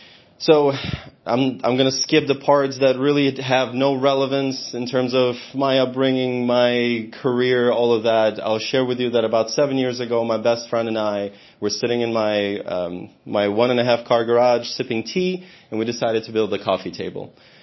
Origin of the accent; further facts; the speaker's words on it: Odesa, Odesa Oblast, Ukraine; now in United States; my hometown of Odessa